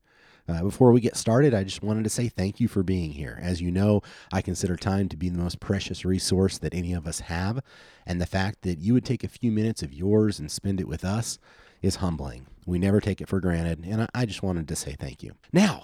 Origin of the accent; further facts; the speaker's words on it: Gainesville, Florida, United States; now in Alabama, United States; I'm from Gainesville originally.